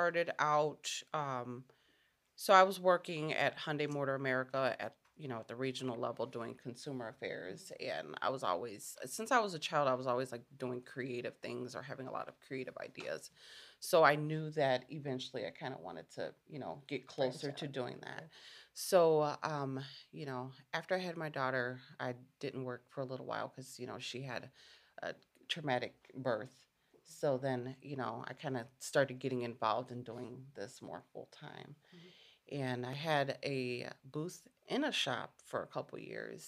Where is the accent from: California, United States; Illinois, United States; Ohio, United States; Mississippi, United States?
Illinois, United States; Chicago; moved away as an adult; I'm from Chicago, and I've been living out here for 9 years.